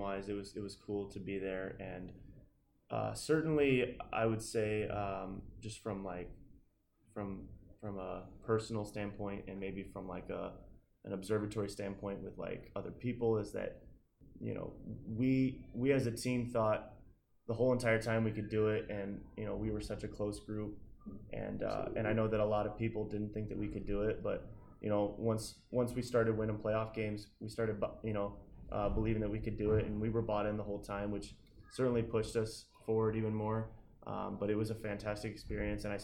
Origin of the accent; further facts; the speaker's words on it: Kansas City, Missouri, United States; I'm from Kansas City, Missouri. Not to get confused with Kansas City, Kansas